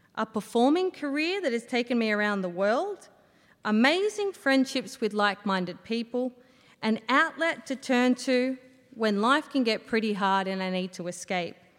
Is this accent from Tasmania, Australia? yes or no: no; Yass, New South Wales, Australia; I grew up in Yas with my brother